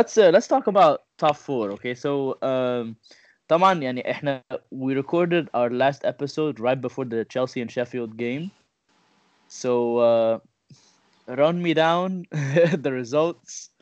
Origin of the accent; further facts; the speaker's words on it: Egypt; now in Orlando, United States; I'm also from Egypt. I live in Orlando, Florida.